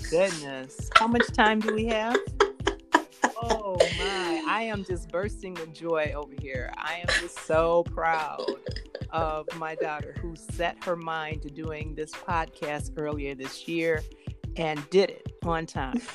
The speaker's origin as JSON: {"language": "English", "town": "Detroit", "region": "Michigan", "country": "United States", "tie": "born or raised there", "said": "I grew up in Southwest Detroit"}